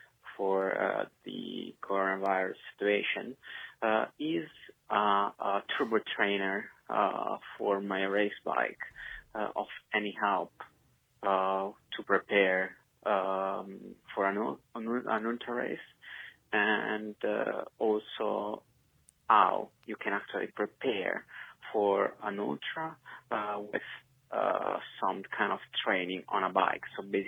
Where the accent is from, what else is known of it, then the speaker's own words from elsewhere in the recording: Italy; now in Oxford, United Kingdom; This is …. I'm from Italy, but I currently live in Oxford, UK.